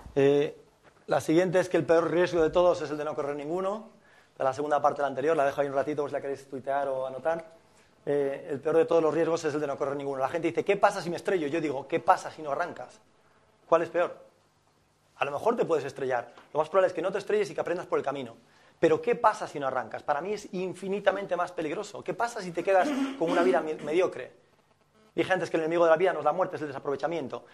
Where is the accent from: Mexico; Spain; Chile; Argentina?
Spain; Fisterra, Galicia; moved away; soy de Finisterre, de Galicia